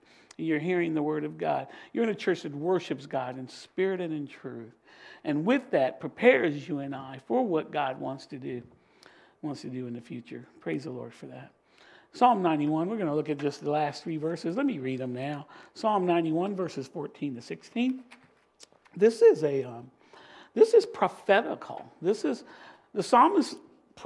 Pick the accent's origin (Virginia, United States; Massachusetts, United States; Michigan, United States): Virginia, United States; Virginia Beach; I'm just from Virginia Beach